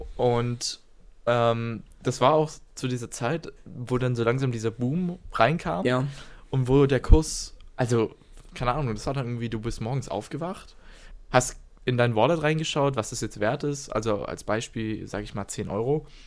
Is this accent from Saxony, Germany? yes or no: no; Stuttgart, Baden-Württemberg, Germany; wir kommen beide hier aus Stuttgart. Wir waren in Schulen, die weniger als einen Kilometer voneinander entfernt sind